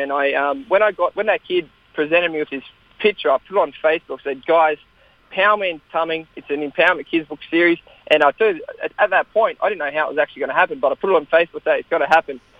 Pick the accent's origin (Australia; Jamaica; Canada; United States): Australia; we grew up in Australia